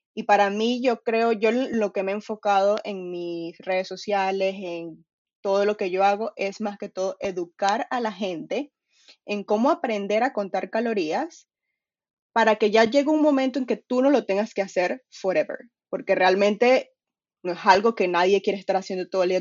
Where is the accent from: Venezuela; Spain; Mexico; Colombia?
Venezuela; now in England, United Kingdom; soy de Venezuela, ahorita estoy viviendo en UK, Inglaterra